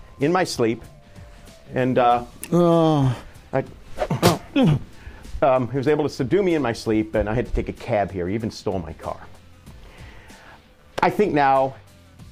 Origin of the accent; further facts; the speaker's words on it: California, United States; in California, my home state